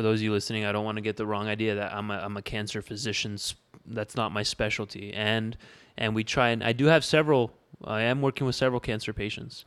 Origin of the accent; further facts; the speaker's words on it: Windsor, Ontario, Canada; moved away as an adult; also born or lived in Tempe, Arizona; born and raised in Windsor.